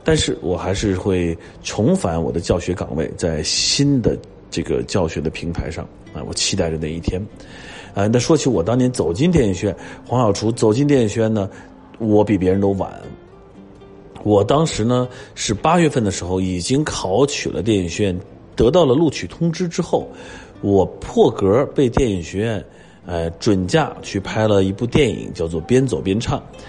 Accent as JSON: {"language": "Chinese", "region": "Beijing", "country": "China", "said": "我们这几个北京的呢都回家了，"}